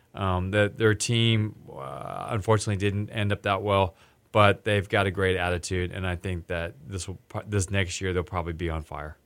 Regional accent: Texas, United States; I'm from Texas, and I was the only American gonna be there.

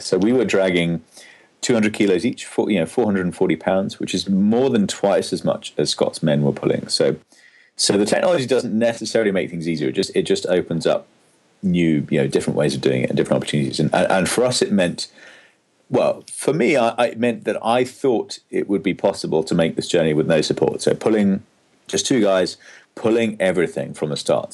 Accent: England, United Kingdom; me being English

